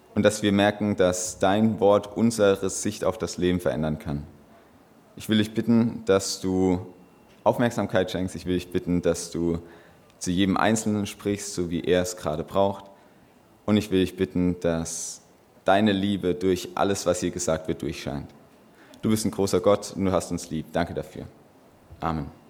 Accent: Böhl-Iggelheim, Rhineland-Palatinate, Germany; ich komme aus Böhl-Igelheim

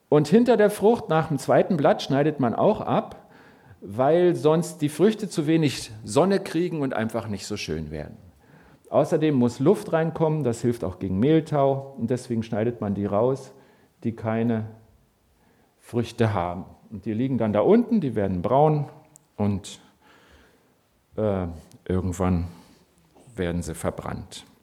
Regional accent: Berlin, Germany; born there; ihr dürft jetzt gerne mir erzählen, ich bin zugereist, geboren in Berlin.

